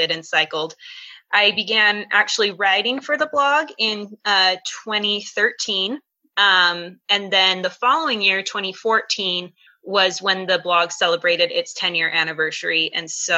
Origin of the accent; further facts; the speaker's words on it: St. George, Utah, United States; I grew up in St. George, the St. George area, oldest of five kids